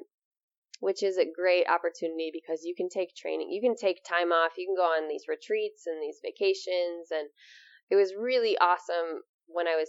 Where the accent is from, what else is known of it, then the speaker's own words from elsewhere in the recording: Amery, Wisconsin, United States; opening up this yoga studio in my hometown, which I never ever thought I would be back